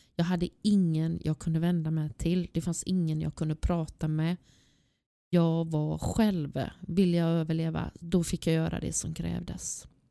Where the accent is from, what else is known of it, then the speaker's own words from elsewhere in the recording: Gothenburg, Västra Götaland, Sweden; Jag är född och uppvuxen i Angered